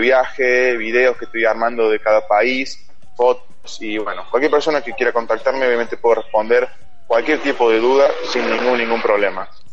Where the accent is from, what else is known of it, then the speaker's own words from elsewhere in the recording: Río Cuarto, Córdoba, Argentina; moved away as an adult; Soy de Río Cuarto, claro, pero después este, a los 18 me fui para Córdoba Capital